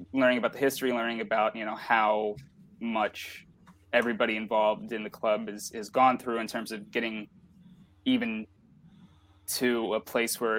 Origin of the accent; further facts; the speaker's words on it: Baltimore, Maryland, United States; I grew up in Baltimore